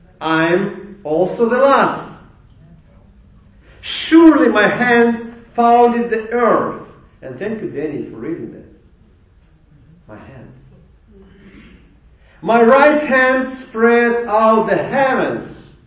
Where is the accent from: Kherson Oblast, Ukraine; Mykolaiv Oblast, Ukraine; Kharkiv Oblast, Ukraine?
Mykolaiv Oblast, Ukraine; Mykolaiv; And you know, we came from Nikolaev, Ukraine.